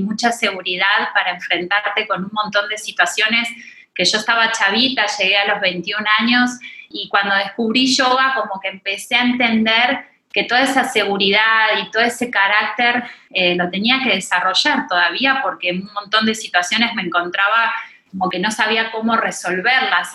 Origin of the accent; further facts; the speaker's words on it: Argentina; moved away as an adult; also born or lived in Mexico City, Mexico; now in Riviera Maya, Mexico; Soy argentina, hace 17 años que estoy viviendo en la Ciudad de México